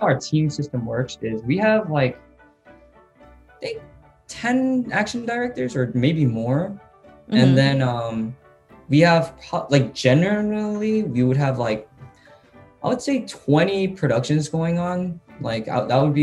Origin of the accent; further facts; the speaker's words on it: United States; moved away; I'm from the States